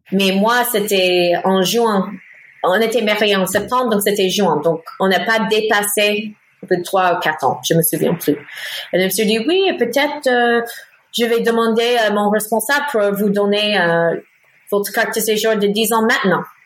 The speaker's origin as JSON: {"language": "French", "region": "North Carolina", "country": "United States", "accent": "American", "second_language": "French", "moved": "as an adult", "lives_now": "Paris, France", "said": "Je suis américaine à l'origine. je viens de Caroline du Nord"}